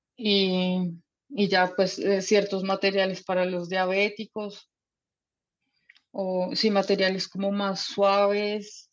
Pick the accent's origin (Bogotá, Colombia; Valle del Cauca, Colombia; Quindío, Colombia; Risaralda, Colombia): Bogotá, Colombia; moved away as an adult; now in Germany; Me preguntan qué de dónde soy por el acento y yo sí, sí, soy colombiana